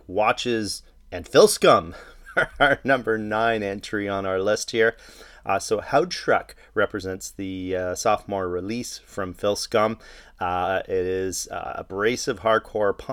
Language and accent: English; Toronto, Ontario, Canada; Off to my hometown of Toronto